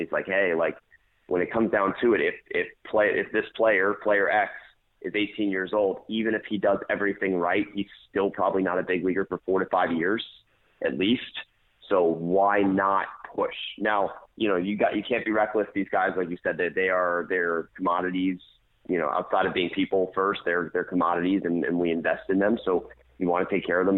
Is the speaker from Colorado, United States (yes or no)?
no; DeLand, Florida, United States; was in the Deland area. That's my hometown